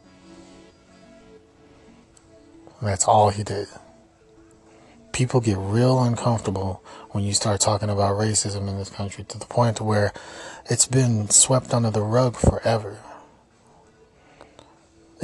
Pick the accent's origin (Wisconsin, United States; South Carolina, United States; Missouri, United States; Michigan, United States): Missouri, United States; Kansas City; I'm from Kansas City